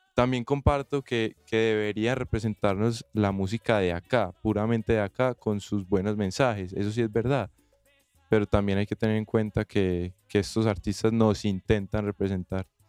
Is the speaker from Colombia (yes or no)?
yes; Colombia; yo como colombiano